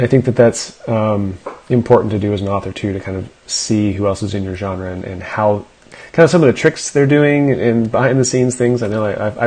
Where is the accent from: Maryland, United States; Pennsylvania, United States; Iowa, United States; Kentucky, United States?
Pennsylvania, United States; South Central; I grew up in Pennsylvania too